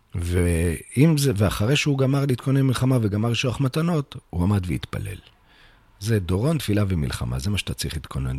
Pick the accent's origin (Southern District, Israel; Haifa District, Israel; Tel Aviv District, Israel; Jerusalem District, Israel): Tel Aviv District, Israel; Bnei Brak; באמת נולדתי בעיר בני ברק